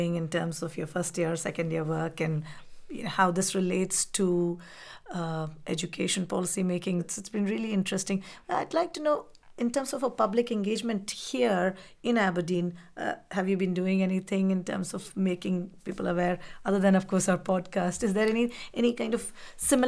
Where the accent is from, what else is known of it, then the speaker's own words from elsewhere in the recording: India; moved away; I grew up in India. My childhood was there.